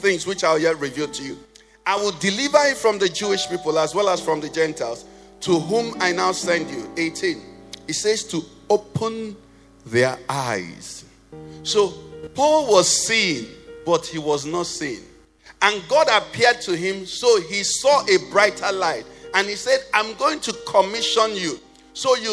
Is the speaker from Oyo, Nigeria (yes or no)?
no; Nnewi, Anambra, Nigeria; I'm from Nnewi. We like money. I think Nnewi has the richest people per square meter in the whole of Nigeria